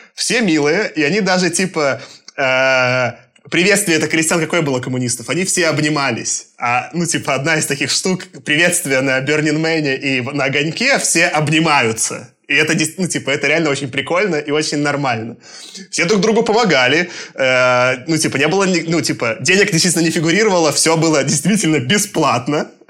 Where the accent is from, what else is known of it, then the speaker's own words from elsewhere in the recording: Belarus; moved away; also born or lived in Moscow, Russia; Я, получается, я родился в Советском Союзе в 88 году. Я даже застал. А рос я вот в этой ужасной лукашенковской Беларуси